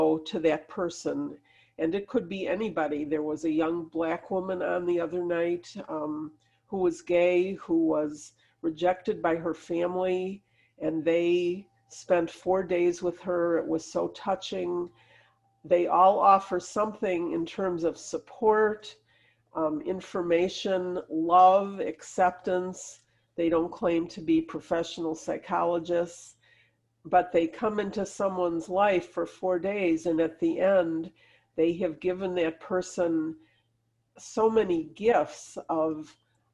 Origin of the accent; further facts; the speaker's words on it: Detroit, Michigan, United States; I'm from Detroit